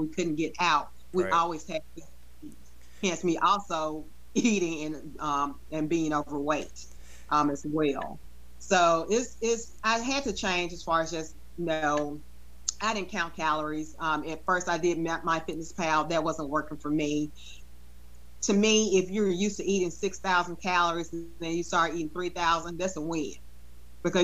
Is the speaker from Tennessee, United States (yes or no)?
yes; Memphis, Tennessee, United States; growing up in Memphis, we're all about barbecue